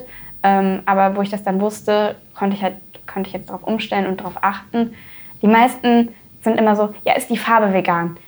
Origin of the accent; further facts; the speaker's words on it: Dormagen, North Rhine-Westphalia, Germany; also born or lived in Neuss; ich bin in Dormagen aufgewachsen und auch zur Schule gegangen.